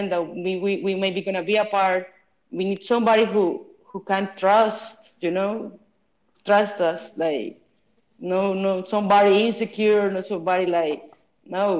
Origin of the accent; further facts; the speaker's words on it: Bucaramanga, Santander, Colombia; moved away as an adult; I was playing for my hometown